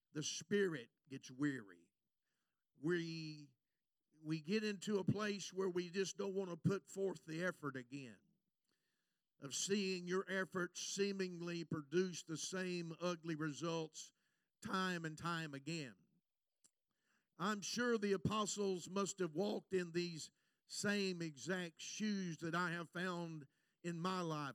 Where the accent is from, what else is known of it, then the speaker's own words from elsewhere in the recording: United States; I'm an American preacher